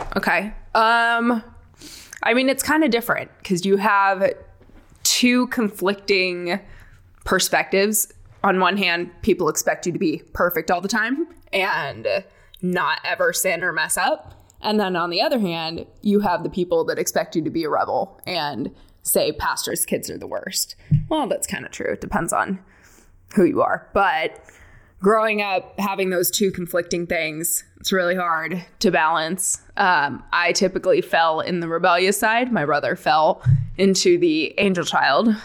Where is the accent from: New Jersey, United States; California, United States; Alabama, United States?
California, United States; Palm Springs; moved away; I am originally from the Palm Springs area, California. So basically, moved one desert to the other.